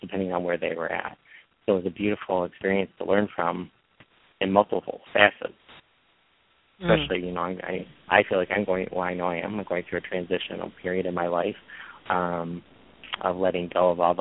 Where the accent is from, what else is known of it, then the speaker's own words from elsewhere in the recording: Michigan, United States; I'm from Michigan, so northern Michigan